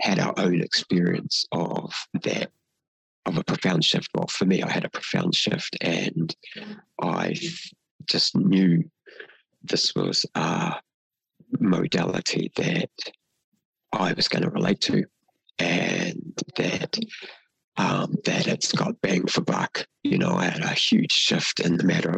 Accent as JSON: {"language": "English", "country": "New Zealand", "first_language": "Māori", "said": "we introduce ourselves as Māori"}